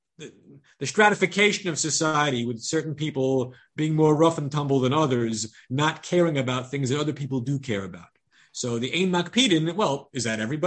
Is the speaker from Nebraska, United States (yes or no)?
no; Long Island, New York, United States; I grew up on Long Island among the Goyish Yidden